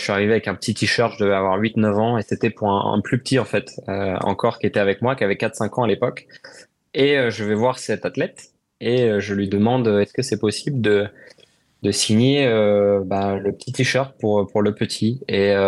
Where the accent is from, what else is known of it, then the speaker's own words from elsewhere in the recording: France; mais il y a une émotion particulière pour nous en tant que Français euh, d'aller au Paul Ricard.